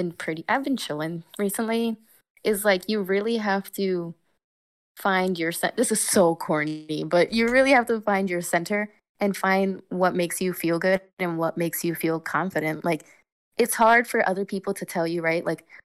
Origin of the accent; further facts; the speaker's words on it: New York, United States; Like, I'm from New York, first of all. Like, that, I think, speaks for itself. Like, I'm a very New Yorker.